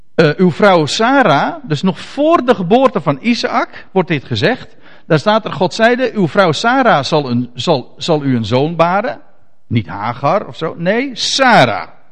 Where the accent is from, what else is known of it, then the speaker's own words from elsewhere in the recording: Netherlands; ons als Nederlanders